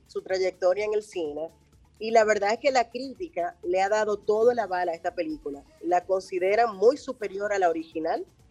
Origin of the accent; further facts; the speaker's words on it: Dominican Republic; somos dominicanos